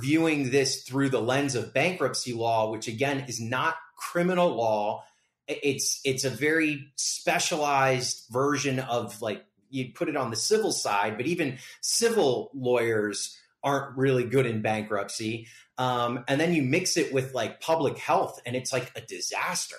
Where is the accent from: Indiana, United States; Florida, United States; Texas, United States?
Florida, United States; now in Las Vegas, United States; I'm from Florida